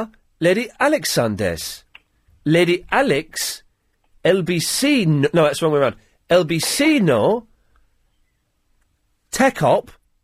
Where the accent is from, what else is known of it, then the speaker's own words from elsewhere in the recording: England, United Kingdom; Watashi wa, igirisujin. I am English.